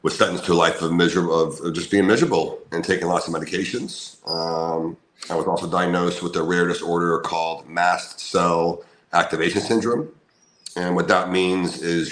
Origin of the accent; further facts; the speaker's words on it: Orlando, Florida, United States; moved away as an adult; move back to my hometown of Orlando, Florida